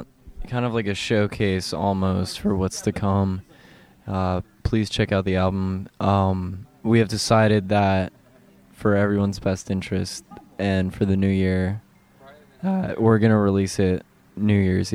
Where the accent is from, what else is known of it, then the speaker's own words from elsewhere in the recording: Frederick, Maryland, United States; moved away; I grew up in Frederick, so it's really nice to like return back to like my hometown